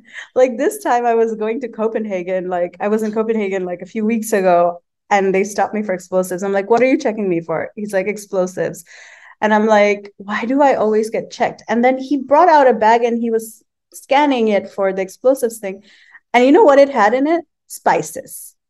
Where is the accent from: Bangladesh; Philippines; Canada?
Bangladesh; And I was like, I'm from Bangladesh. I've never been to Syria in my life.